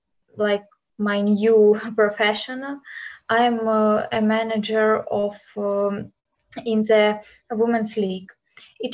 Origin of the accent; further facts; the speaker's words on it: Ukraine; English is a second language; now in Poland; I'm from Ukraine, and I'm Ukrainian, but I have lived in Poland since the war started.